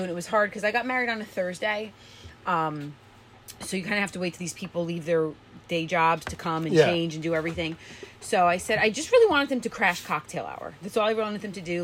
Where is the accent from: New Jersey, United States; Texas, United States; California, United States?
New Jersey, United States; I'm from New Jersey